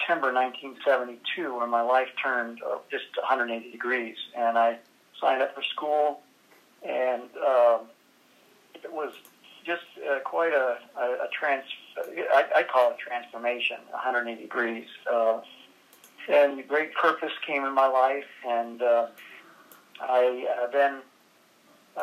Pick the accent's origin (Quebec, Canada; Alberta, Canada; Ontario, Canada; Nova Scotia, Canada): Alberta, Canada; moved away; I grew up in Alberta, Canada, in a little town of 2,000 people, and I left home when I was 17